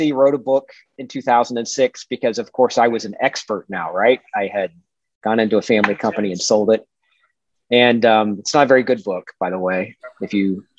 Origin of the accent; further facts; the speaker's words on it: Dayton, Ohio, United States; also born or lived in Scottsville, Kentucky / Lexington, Kentucky; I'm Dayton native, born and raised